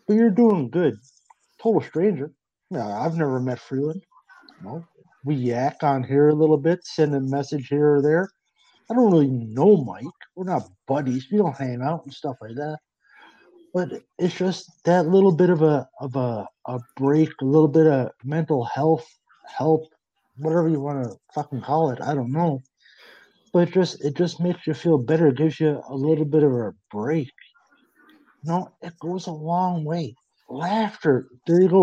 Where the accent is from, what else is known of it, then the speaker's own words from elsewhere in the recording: Newfoundland and Labrador, Canada; now in Kingston, Canada; I'm from Newfoundland originally, live in Ontario now.